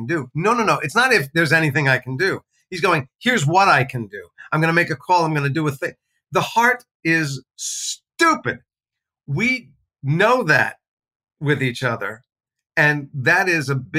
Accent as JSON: {"language": "English", "region": "New Jersey", "country": "United States", "tie": "born or raised there", "said": "I grew up in New Jersey."}